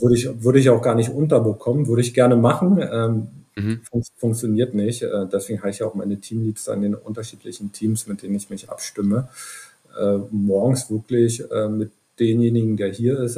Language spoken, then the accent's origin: German; Brandenburg, Germany; now in Potsdam, Germany; ich bin in einem kleinen Dorf in, in Brandenburg aufgewachsen